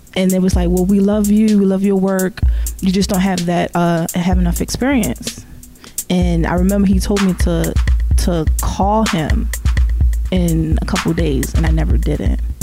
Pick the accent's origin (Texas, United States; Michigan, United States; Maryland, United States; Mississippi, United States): Maryland, United States; Baltimore; also born or lived in Woodlawn, Maryland / Catonsville, Maryland; I'm originally from West Baltimore. Uh, grew up on uh, Cold Spring off of Garrison